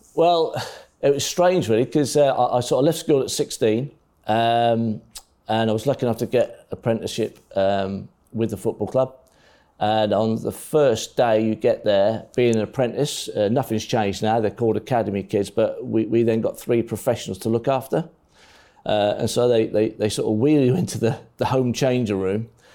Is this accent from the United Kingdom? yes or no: yes; Norwich, East of England, United Kingdom; I was born in Norwich. I've, I had a lot of mates there. When you're 16, 17, 18, I'm still knocking around with my schoolmates